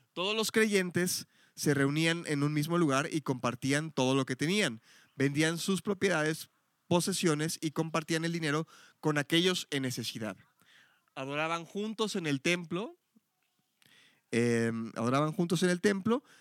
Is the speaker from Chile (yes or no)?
no; Mexico City, Mexico; now in Guadalajara, Mexico; Yo soy Ciudad de México